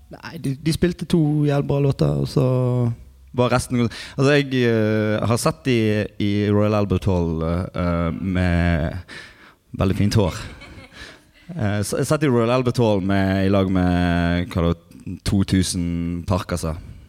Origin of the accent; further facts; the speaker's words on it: Osterøy, Vestland, Norway; Jeg er fra Osterøy